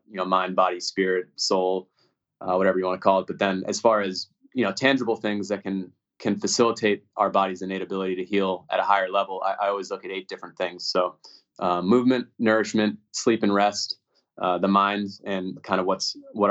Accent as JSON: {"language": "English", "town": "Newton", "region": "Massachusetts", "country": "United States", "tie": "born or raised there", "moved": "yes", "said": "I grew up in Newton, Mass."}